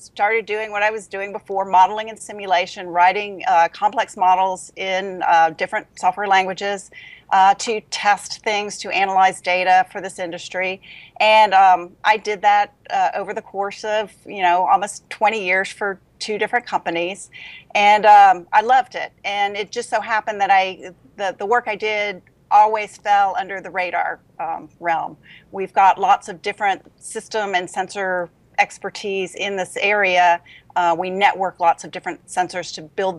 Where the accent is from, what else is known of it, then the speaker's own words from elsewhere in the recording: Louisiana, United States; moved away as an adult; also born or lived in Denver; now in Huntsville, United States; I'm from Louisiana